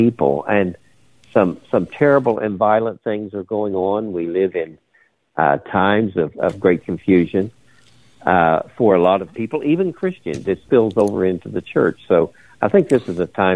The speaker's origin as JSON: {"language": "English", "town": "Charleston", "region": "West Virginia", "country": "United States", "tie": "born or raised there", "also_born_or_lived": "Raynell, West Virginia / Hudson Valley, New York", "moved": "as an adult", "said": "I was born in a place called Raynell, which is in the sticks. But I grew up in Charleston"}